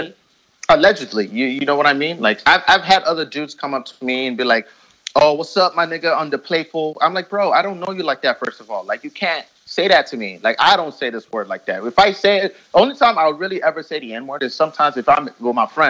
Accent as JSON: {"language": "English", "town": "Fort McMurray", "region": "Alberta", "country": "Canada", "tie": "born or raised there", "also_born_or_lived": "Calgary, Canada", "moved": "as an adult", "lives_now": "Vancouver, Canada", "said": "I grew up in Fort McMurray, Alberta"}